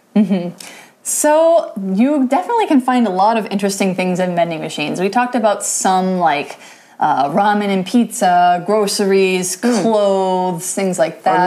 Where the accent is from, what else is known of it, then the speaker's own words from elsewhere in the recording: United States; I'm American